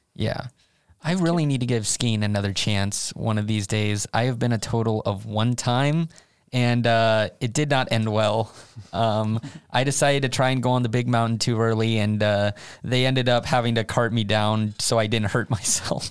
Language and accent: English; United States; moved away as an adult; now in Sweden; as an American, I grew up with seven-Elevens around